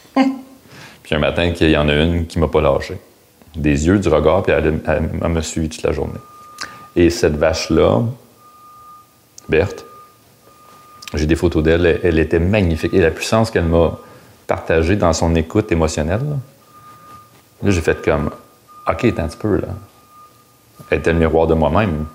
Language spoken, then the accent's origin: French; Gatineau, Quebec, Canada; moved away as an adult; now in Montreal, Canada; j'ai grandi à Hall